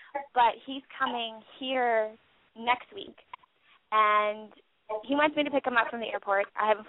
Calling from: Orlando, Florida, United States; I'm 24. And I'm from Orlando, Florida.

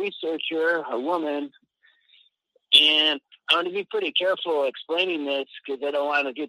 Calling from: Mexico; in Yashkaba, Mexico.

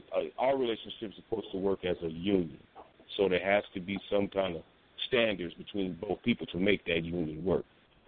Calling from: Omaha, Nebraska, United States; I'm calling from Omaha.

